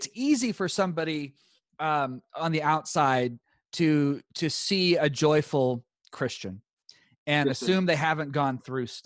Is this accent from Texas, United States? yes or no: yes; East Texas, United States; I'm from the South. I'm from East Texas